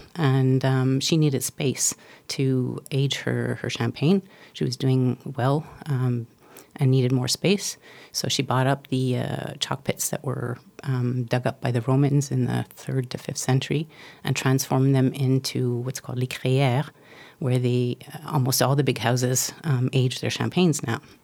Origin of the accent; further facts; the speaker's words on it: Canada; I'm Canadian